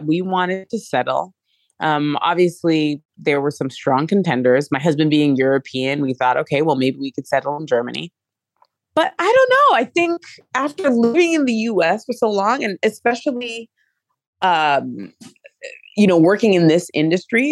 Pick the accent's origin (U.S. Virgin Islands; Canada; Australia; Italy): Canada; also born or lived in France / England / Hong Kong / Mexico; now in United States; I was born and raised in Canada, but I lived in France, England, Hong Kong, and Mexico, and then the US